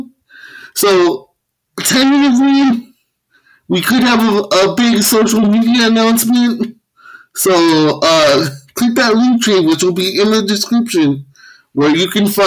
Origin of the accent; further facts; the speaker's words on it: California, United States; also born or lived in El Salvador / Guatemala; to Americans here, especially in California, I'm a Mexican, and, like, I have to grow up saying, like, oh, I'm not